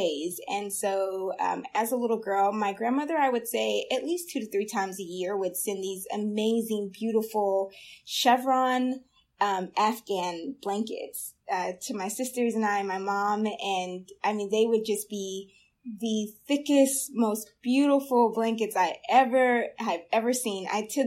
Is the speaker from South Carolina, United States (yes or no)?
yes; Blackville, South Carolina, United States; also born or lived in Denver, Colorado; now in Chicago, United States; I spent my childhood up until high school in a very, very small town called Blackville in South Carolina